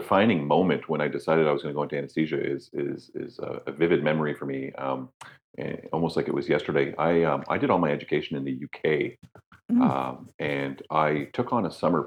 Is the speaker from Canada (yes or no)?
yes; Toronto, Ontario, Canada; moved away as an adult; also born or lived in Ireland; now in Newfoundland, Canada; I was born and raised in Toronto. And then right after high school, like literally 2 weeks after graduating high school, my father shipped me off to Europe for my education